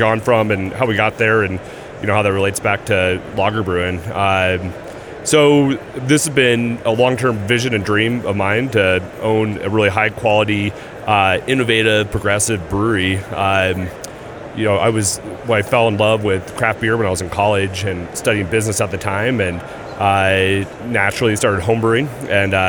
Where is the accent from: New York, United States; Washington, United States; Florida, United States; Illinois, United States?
Washington, United States; I grew up in Washington